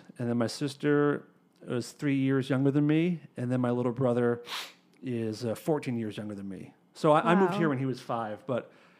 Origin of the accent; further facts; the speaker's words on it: Acton, Massachusetts, United States; Like, I grew up in Acton, which is next to Concord.